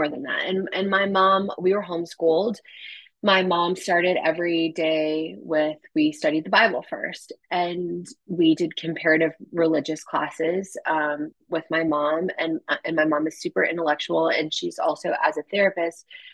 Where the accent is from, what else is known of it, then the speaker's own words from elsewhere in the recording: U.S. Virgin Islands; moved away; I was born and raised in the United States Virgin Islands